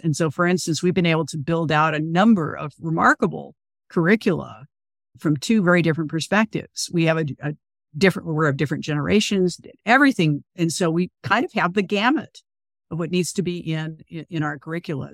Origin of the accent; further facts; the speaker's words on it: California, United States; I grew up in California, where slavery is, like, literally one paragraph in a textbook